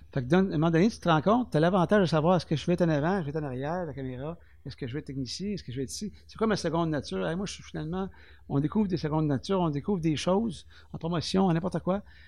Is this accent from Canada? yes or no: yes; Témiscamingue, Quebec, Canada; je suis né au Témiscamingue. Je suis né à l'hôpital ville côté ici